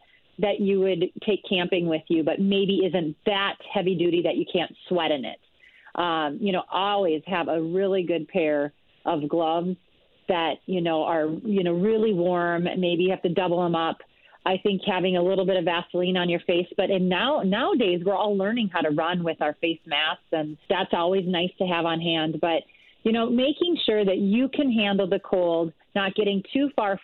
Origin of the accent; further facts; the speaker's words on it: rural Minnesota, United States; also born or lived in Villanova, Pennsylvania; I'm from Minnesota here. Grew up in rural Minnesota